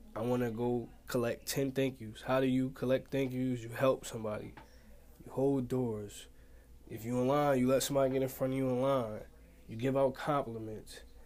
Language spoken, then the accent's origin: English; Pleasantville, New Jersey, United States; I'm from Pleasantville, New Jersey